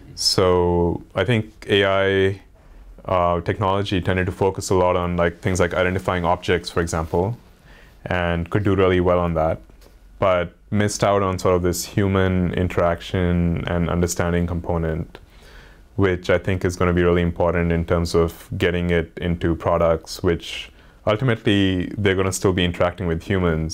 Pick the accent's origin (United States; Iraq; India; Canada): India; growing up in India